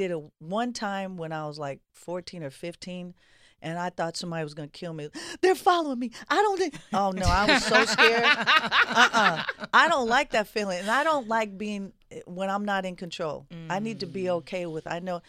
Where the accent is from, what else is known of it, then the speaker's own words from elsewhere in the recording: Oakland, California, United States; I was born and raised in the Bay in Oakland, California.